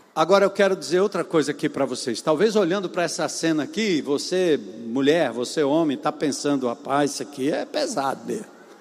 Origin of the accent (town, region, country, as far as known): Brazil